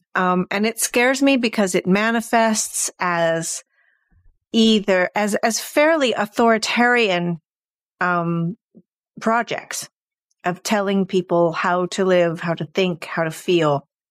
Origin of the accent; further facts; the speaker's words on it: California, United States; now in Sweden; I grew up um in California in the 70s